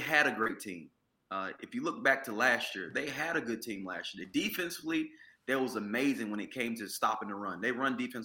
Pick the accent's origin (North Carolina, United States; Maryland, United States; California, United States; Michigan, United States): North Carolina, United States; Washington; I'm from Washington, North Carolina.